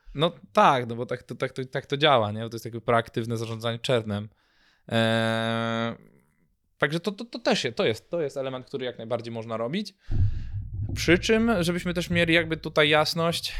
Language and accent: Polish; Poland; jestem z Polski